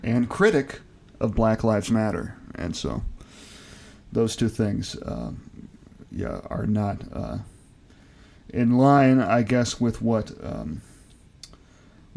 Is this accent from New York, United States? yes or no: no; Virginia, United States; moved away; growing up in Virginia